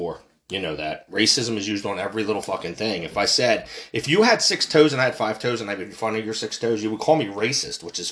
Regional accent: United States; I'm American. I'm from this country. I was born and raised here in an American hospital.

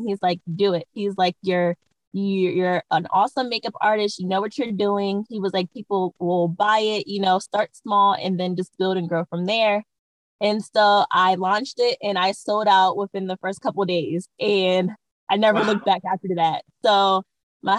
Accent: Maryland, United States; moved away as an adult; now in California, United States; I am originally from the East Coast. I'm from Maryland, and I moved to California probably about almost 5 years ago with my family

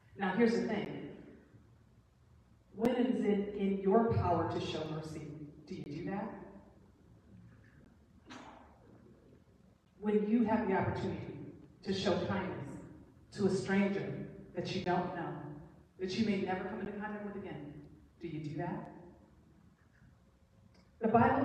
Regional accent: Flint, Michigan, United States; I'm from Flint

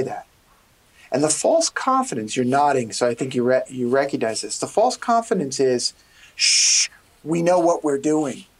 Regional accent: New York City, New York, United States; I'm a kid from Brooklyn

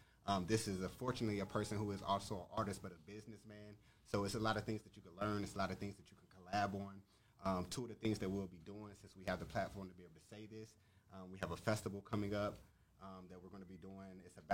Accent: Pasadena, California, United States; now in Atlanta, United States; I'm from California, Pasadena, but I live in Atlanta.

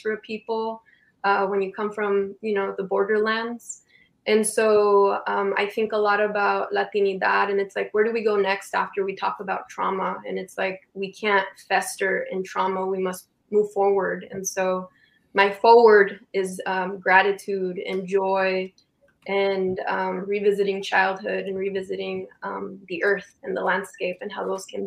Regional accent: Calexico, California, United States; also born or lived in San Diego; I moved out of my hometown, which is Calexico, and I moved up to San Diego

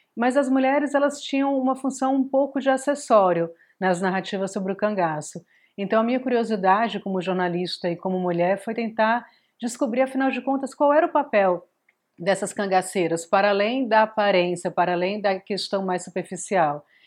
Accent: Fortaleza, Ceará, Brazil; also born or lived in Mossoró; eu sou do Nordeste, eu cresci em Fortaleza e a minha família é de Mossoró

